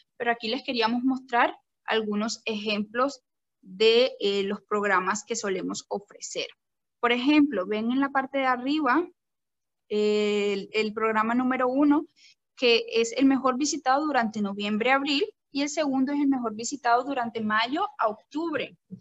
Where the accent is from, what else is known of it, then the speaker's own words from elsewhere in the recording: Colombia; now in Sri Lanka; yo soy una colombiana en estos momentos viviendo en Sri Lanka